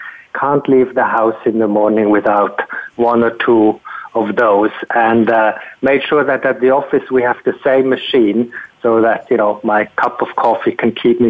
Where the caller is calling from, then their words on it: San Francisco, California, United States; Okay, I'm calling from my home city, San Francisco, California